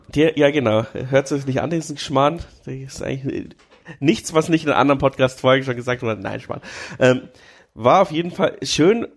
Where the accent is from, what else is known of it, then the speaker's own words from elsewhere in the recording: Amberg, Bavaria, Germany; Ich komme ja aus Amberg, das ist ja schon fast Franken